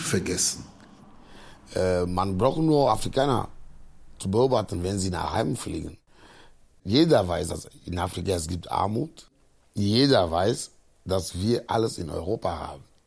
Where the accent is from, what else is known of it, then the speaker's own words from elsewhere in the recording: Agoè, near Lomé, Maritime, Togo; German is a second language; moved away as an adult; now in Cologne, Germany; Ich komme aus Agoy, äh, das ist ein äh, Dorf, 19 Kilometer von Lome ist, unsere Hauptstadt